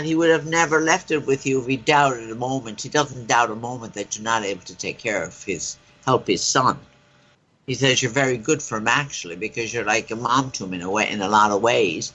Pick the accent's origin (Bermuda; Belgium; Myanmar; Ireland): Ireland; accent: Irish; my Irish accent